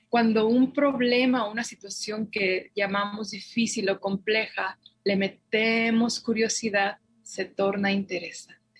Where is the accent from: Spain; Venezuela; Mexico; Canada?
Mexico; Guadalajara, Jalisco; now in Santa Fe, United States; soy originaria de Guadalajara y me formé como psicóloga